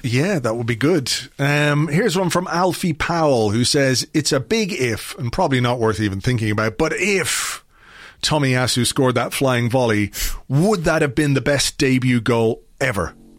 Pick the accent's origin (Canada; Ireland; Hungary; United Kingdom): United Kingdom; England; when I grew up in England, in the seventies to Irish parents